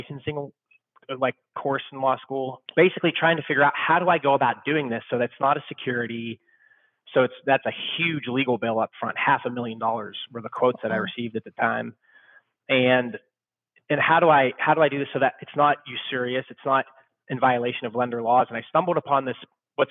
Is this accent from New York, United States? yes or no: no; Youngstown, Ohio, United States; moved away as an adult; also born or lived in Chicago; I'm originally from Youngstown, Ohio. Went to YSU